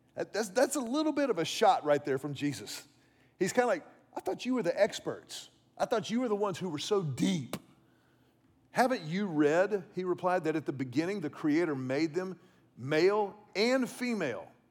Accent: Houston, Texas, United States; I was about sixteen years old. I was growing up in Houston

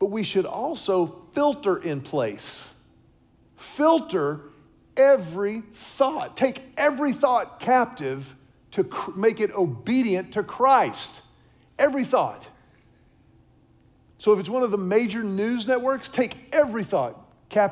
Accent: Houston, Texas, United States; When I was a kid growing up in Houston

